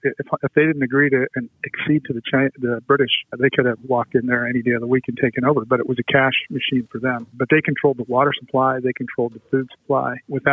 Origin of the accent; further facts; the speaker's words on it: California, United States; also born or lived in San Francisco; Well, I was born in San Francisco, and then my dad worked for American President Lines, a steamship company. So he was transferred, you know, different places, but I was born in the city, and we stayed here for a few years before going to Southern California